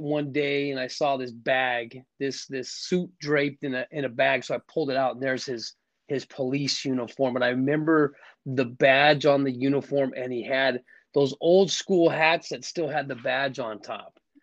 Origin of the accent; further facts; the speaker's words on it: Scottsdale, Arizona, United States; I'm from Scottsdale, Arizona. Was raised in a in a in a good family